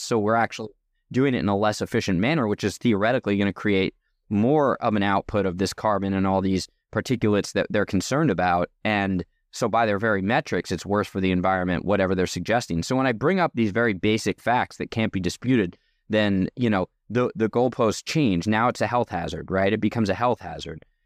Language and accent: English; New Jersey, United States; also born or lived in Oregon; now in California, United States; I grew up in New Jersey, so far from a farm